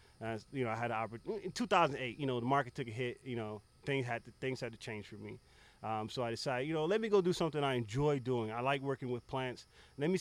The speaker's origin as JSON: {"language": "English", "town": "Belle Glade", "region": "Florida", "country": "United States", "tie": "born or raised there", "moved": "yes", "lives_now": "Orlando, United States", "said": "born in a small town, Belgrade, Florida. Shout out to Muck City."}